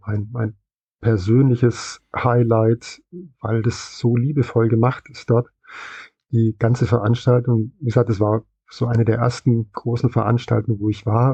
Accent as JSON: {"language": "German", "region": "West Germany", "country": "Germany", "tie": "born or raised there", "said": "bin ich dann im Westen aufgewachsen"}